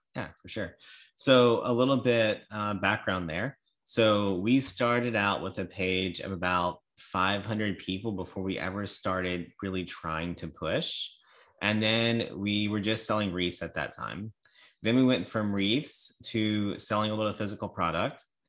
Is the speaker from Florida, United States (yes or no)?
no; Louisiana, United States; I'm from Louisiana